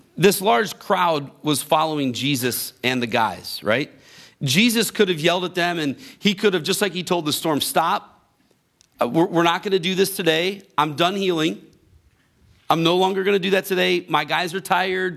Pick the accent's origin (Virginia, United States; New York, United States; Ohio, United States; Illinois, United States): Ohio, United States; Grafton; I grew up in Grafton, right down the road from here